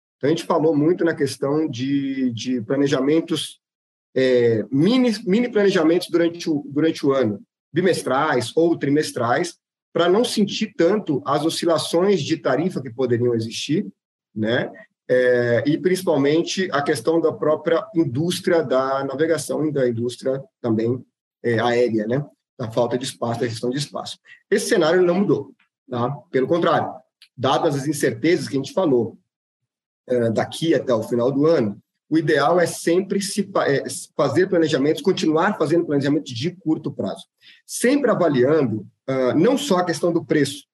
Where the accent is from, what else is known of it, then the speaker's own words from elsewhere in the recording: Brazil; como bons brasileiros